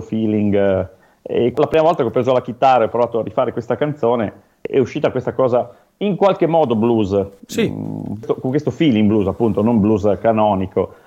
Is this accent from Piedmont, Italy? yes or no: yes; Piedmont, Italy